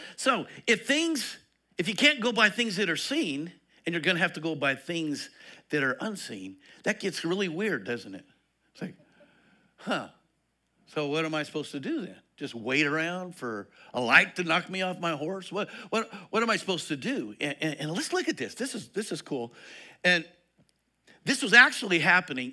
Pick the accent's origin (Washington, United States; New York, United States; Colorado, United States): Colorado, United States; Eastern; moved away; I come from Eastern Colorado. We wore overalls out there and hiking boots.